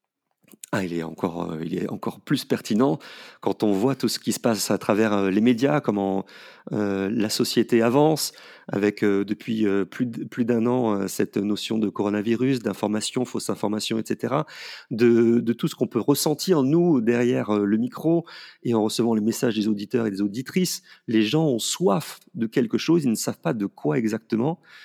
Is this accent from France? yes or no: yes; Paris, Île-de-France, France; moved away; also born or lived in Valence region; moi étant parisien